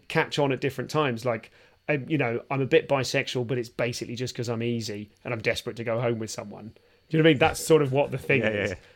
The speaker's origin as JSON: {"language": "English", "region": "London", "country": "United Kingdom", "said": "I'm from London"}